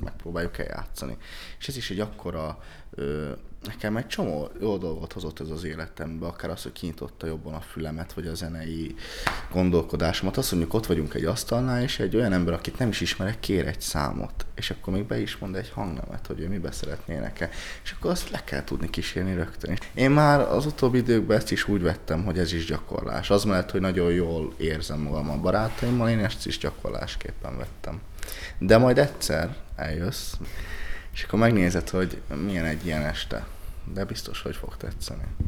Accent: Budapest, Hungary; én köztársaságtéri vagyok. Ezt ezt, ezt, ezt, ezt el kell mondanom, hogy én ott nőttem fel

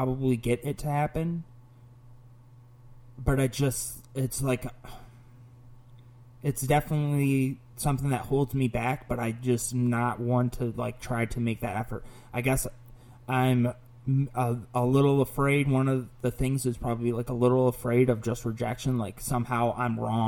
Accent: Oswego, Illinois, United States; also born or lived in Orange County / Chicago; Oswego now, because I've lived here longer

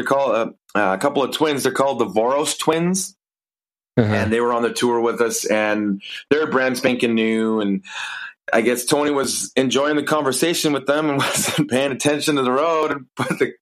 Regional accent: Kelowna, British Columbia, Canada; moved away as an adult; also born or lived in Toronto, Ontario / Los Angeles; now in Vancouver, Canada; I moved back to Kelowna, where I was born and raised.

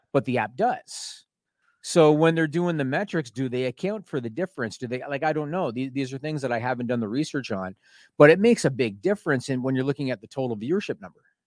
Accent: Canada; I'm Canadian

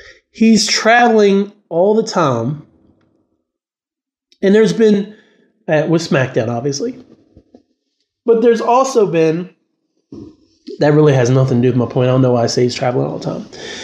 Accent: West Virginia, United States; I'm from West Virginia.

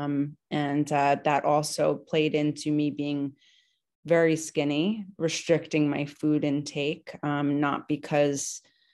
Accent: New Jersey, United States; now in New York, United States; I am originally from New Jersey. I live, you know, the Jersey Shore. I live in New York right now

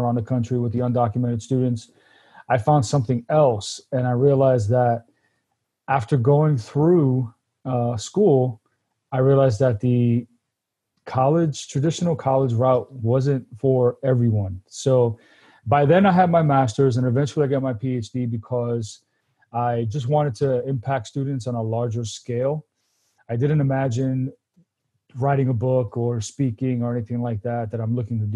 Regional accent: New York City, New York, United States; moved away as an adult; now in Paso Robles, United States; I was born out in Brooklyn, New York, born and raised. I've actually only been in California 4 years.

